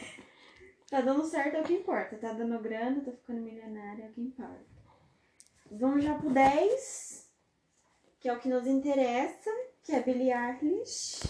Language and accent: Portuguese; Brazil; a gente é brasileiro raiz aqui